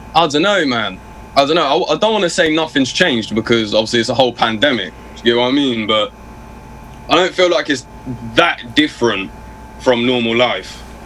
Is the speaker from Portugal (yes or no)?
no; Oxford, South East England, United Kingdom; born or raised there